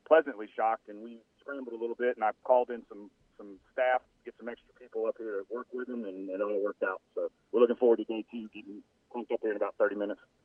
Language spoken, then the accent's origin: English; New Orleans, Louisiana, United States; I played soccer in high school uh, growing up in New Orleans